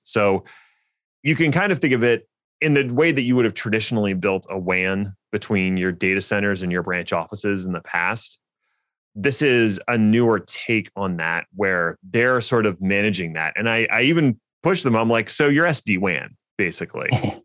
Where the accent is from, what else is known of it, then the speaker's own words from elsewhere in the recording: Philadelphia, Pennsylvania, United States; Linode is based in my hometown of Philly